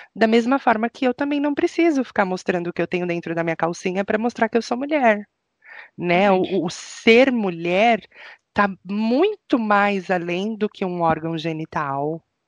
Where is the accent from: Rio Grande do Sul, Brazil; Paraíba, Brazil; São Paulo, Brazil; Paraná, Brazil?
São Paulo, Brazil; now in Curitiba, Brazil; Eu, que sou paulistana